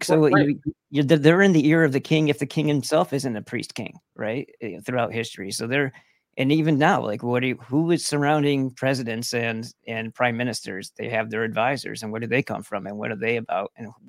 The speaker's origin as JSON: {"language": "English", "region": "New York", "country": "United States", "said": "because I'm from New York originally."}